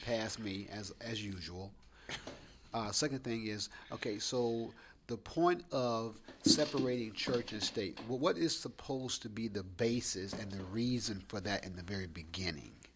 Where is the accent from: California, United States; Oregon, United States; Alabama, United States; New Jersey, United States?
Alabama, United States; born or raised there